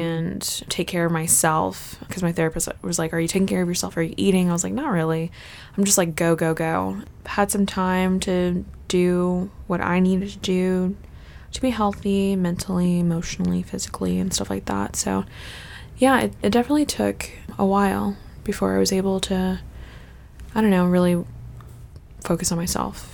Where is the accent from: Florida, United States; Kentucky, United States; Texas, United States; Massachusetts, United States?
Kentucky, United States; Fort Campbell; moved away as an adult; they were stationed at Fort Campbell, Kentucky. And then after they got out of the military, we just stayed there for a long time, pretty much until I went to college